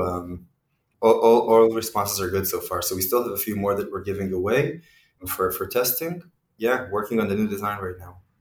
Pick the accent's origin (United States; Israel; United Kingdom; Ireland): Israel; moved away; also born or lived in Mexico City / Kyiv; originally, I am from Israel, uh, and in Israel, we all go through the military service